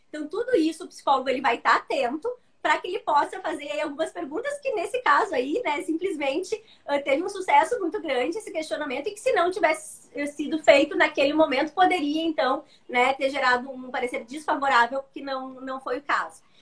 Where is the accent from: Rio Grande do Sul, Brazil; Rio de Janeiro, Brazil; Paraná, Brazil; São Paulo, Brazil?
Rio Grande do Sul, Brazil; Eu sou gaúcha, então eu falo que do Rio Grande do Sul